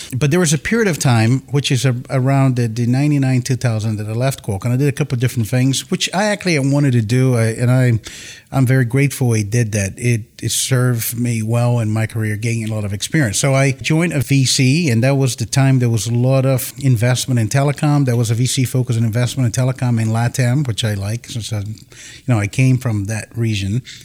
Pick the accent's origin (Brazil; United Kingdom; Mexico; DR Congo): Brazil; Campinas, São Paulo; born or raised there; moved away as an adult; also born or lived in Tokyo, Japan; now in San Diego, United States